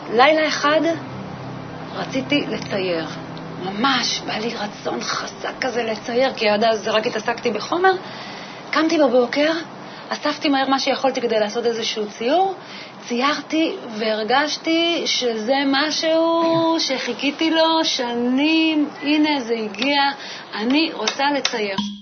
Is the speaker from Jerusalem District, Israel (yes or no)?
no; Moshav near Rehovot, Central District, Israel; moved away as an adult; now in Petah Tikva, Israel; גדלתי במושב שנקרא מושב בתל אלעזר, אה, זה נמצא ליד רחובות. שם גם נולדתי וגרתי שם ממש עד גיל 18